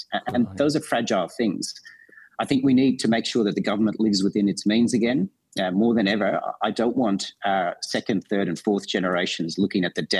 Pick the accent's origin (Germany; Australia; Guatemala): Australia; I'm an Australian first